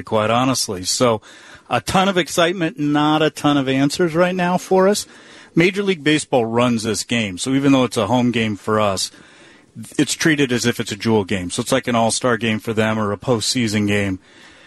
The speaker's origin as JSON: {"language": "English", "town": "Muscatine", "region": "Iowa", "country": "United States", "said": "I'm from Iowa. I'm from Muscatine, Iowa."}